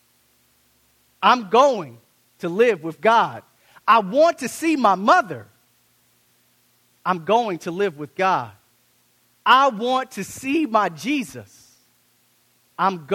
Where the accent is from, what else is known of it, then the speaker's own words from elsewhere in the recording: United States; I'm African American